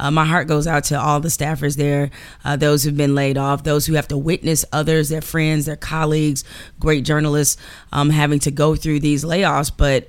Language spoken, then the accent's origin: English; Detroit, Michigan, United States; I'm from Detroit. We don't do that.